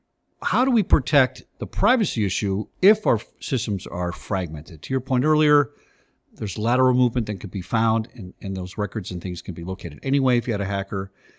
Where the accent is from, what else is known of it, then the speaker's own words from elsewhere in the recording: California, United States; You know, I came from California, and of course, California has one of the leading privacy laws out there